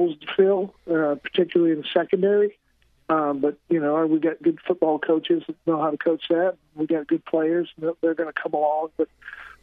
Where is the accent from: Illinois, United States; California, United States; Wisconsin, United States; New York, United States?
Illinois, United States; central; also born or lived in Maine; I came from a small farm town in central Illinois